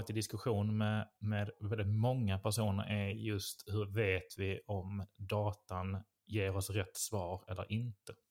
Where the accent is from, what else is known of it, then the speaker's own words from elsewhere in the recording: Malmö, Skåne, Sweden; jag är född och uppvuxen nere i Malmö.